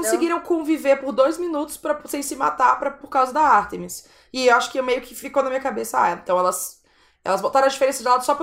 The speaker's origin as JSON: {"language": "Portuguese", "country": "Brazil", "said": "eu sou brasileira, sou francesa"}